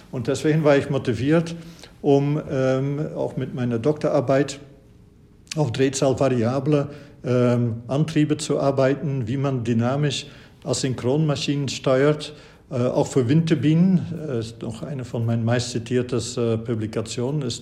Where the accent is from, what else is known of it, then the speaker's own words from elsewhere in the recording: Flanders, Belgium; Und Sie wissen, ich habe studiert an der Universität Löwen in Belgien. Ich stamme aus Flandern